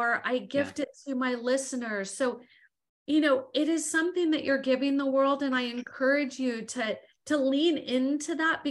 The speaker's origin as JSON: {"language": "English", "region": "Southern California", "country": "United States", "said": "I'm from Southern California"}